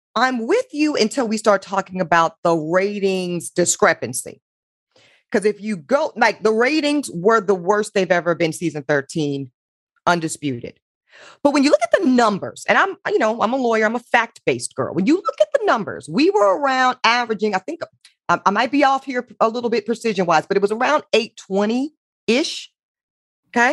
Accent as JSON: {"language": "English", "region": "the South", "country": "United States", "said": "I'm from the South"}